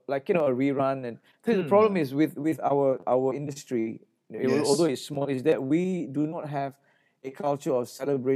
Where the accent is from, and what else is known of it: Singapore